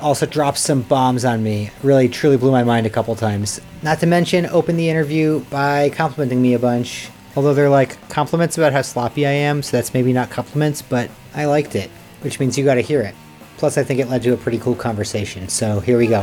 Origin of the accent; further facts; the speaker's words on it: New York City, New York, United States; as a New Yorker